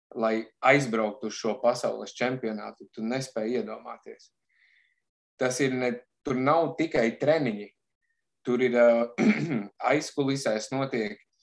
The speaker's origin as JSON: {"language": "Latvian", "area": "Bikseri", "region": "Madona Municipality", "country": "Latvia", "also_born_or_lived": "England", "moved": "as an adult", "said": "nāku es no Madonas novada, teiksim, no maza miesta, kas saucās Biksēra"}